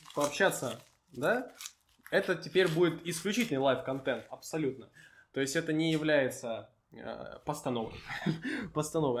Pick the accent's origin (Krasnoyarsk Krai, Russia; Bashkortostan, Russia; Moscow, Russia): Moscow, Russia; мы москвичи, пишем в Москве